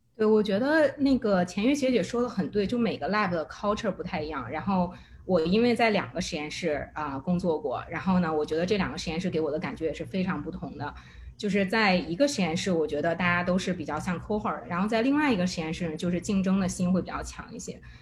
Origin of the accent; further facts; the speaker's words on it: China; moved away; 我又不想丢掉我中国人的 identity